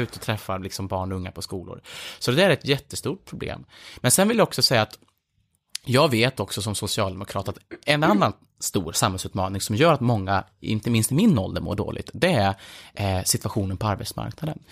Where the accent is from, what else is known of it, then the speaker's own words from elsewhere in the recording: Filipstad, Värmland, Sweden; i Filipstad, där jag växte upp